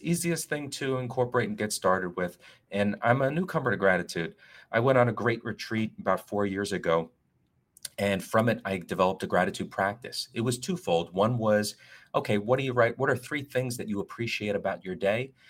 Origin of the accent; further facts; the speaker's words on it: Northern New Jersey, United States; moved away; also born or lived in New York City / South Florida / Washington, D.C.; I am originally from Northern Jersey. I'm a Northeasterner.